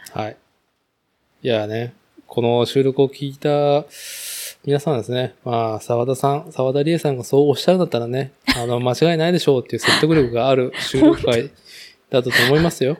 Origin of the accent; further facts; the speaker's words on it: Nagoya, Aichi, Japan; now in Chita Peninsula, Japan; 僕自身はやっぱ名古屋生まれ、名古屋育ち